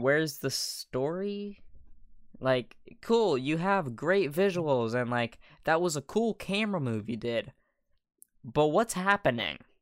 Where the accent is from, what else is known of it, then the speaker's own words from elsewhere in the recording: United States; I'm American